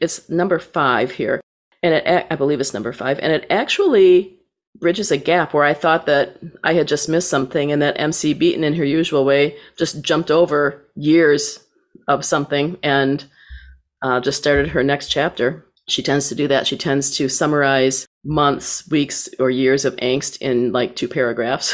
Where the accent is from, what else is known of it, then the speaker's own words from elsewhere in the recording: Saginaw, Michigan, United States; my hometown of Saginaw, Michigan